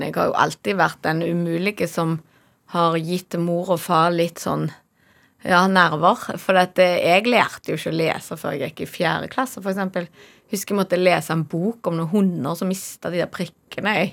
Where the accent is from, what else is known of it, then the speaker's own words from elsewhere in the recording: Norway; jeg er så heldig at jeg er fra Norge